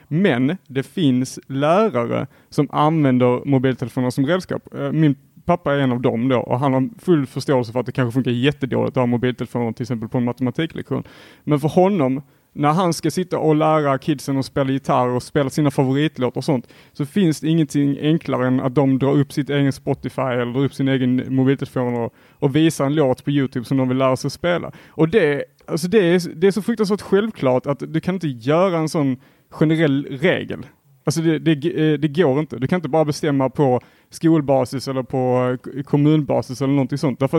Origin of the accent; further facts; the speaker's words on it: Helsingborg, Skåne, Sweden; jag är också från Helsingborg